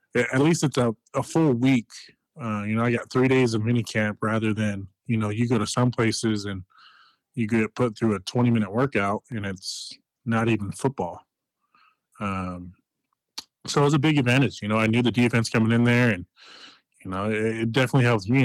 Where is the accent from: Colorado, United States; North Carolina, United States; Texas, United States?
Colorado, United States; Denver; in my hometown team